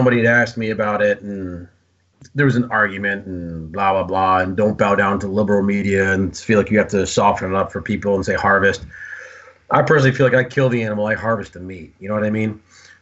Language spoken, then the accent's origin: English; the Empire State, New York, United States; I pronounce my R's. That's because I'm from the Empire State